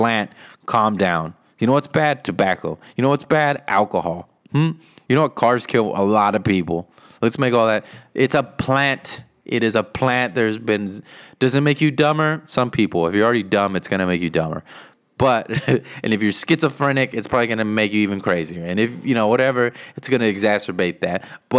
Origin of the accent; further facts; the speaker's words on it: Texas, United States; He's from the Valley. I'm from the Valley. If you don't know where the Valley is, then screw you. No. If you don't know where the Valley is, that is the bottom four counties. The bottom four counties of Texas, right there on the border.